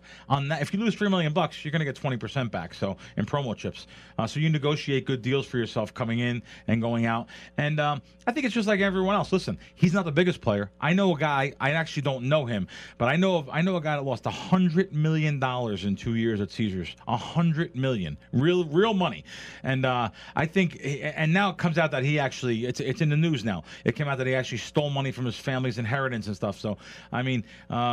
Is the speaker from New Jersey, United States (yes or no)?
yes; Jersey Shore, New Jersey, United States; I grew up on the Jersey Shore at the boardwalk